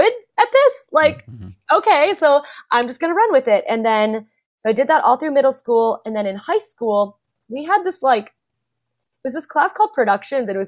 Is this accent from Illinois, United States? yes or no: yes; Schaumburg, Illinois, United States; also born or lived in San Antonio, Texas; I grew up in Schaumburg